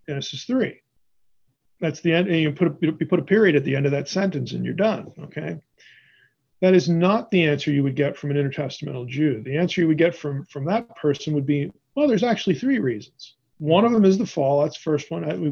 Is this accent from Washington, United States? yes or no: no; Pennsylvania, United States; moved away as an adult; also born or lived in Madison, Wisconsin; I'm originally from Pennsylvania